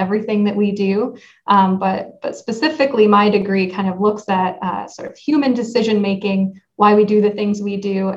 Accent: Northport, Michigan, United States; moved away as an adult; also born or lived in Ann Arbor, Michigan; now in Vermont, United States; So I grew up kind of surrounded by water. It's a really small town called Northport

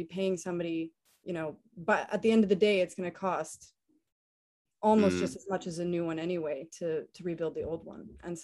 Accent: Canada; moved away as an adult; now in Stuart, United States; me being a Canadian

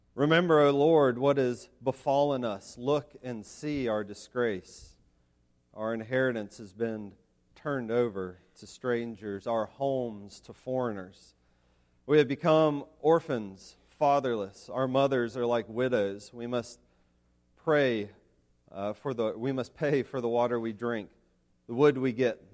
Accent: Asheville, North Carolina, United States; I grew up in Asheville, North Carolina.

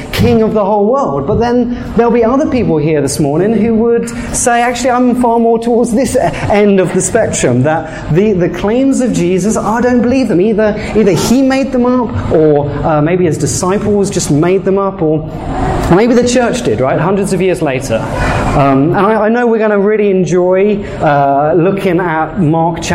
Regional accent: England, United Kingdom; moved away as an adult; now in Canada; I'm actually from England.

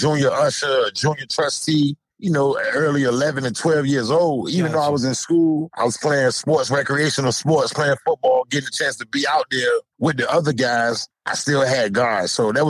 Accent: Norfolk, Virginia, United States; also born or lived in Key West, Florida; I'm from Norfolk, Virginia, originally from the uptown section of Norfolk. I was born in a neighborhood called Bowling Park

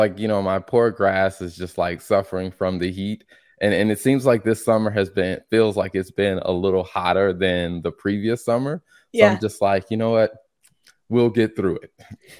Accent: South Carolina, United States; now in North Carolina, United States; because I'm in North Carolina and like I grew up in South Carolina.

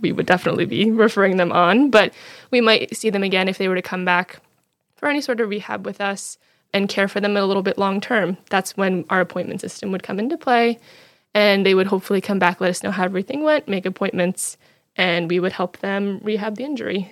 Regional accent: New Jersey, United States; moved away; I'm from New Jersey originally

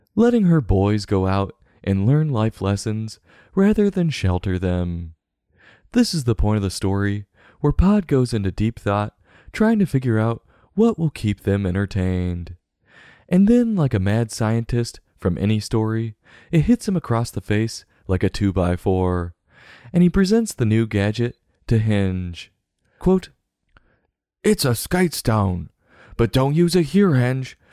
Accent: United States; accent: American; myself speaking American

